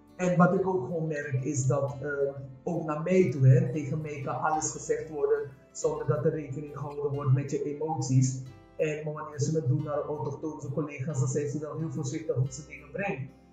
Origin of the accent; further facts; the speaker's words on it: Suriname; now in Netherlands; ik ben een Surinaamse vrouw en eh, ik praat anders